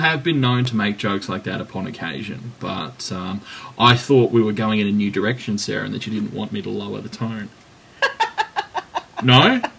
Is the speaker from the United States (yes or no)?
no; Australia; I'm Australian.